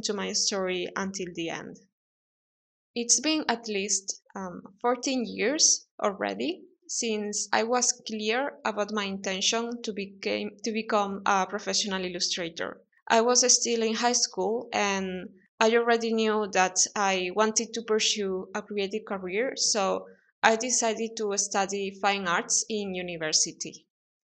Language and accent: English; Spain; English is a second language; moved away as an adult; also born or lived in London; leave my hometown in Spain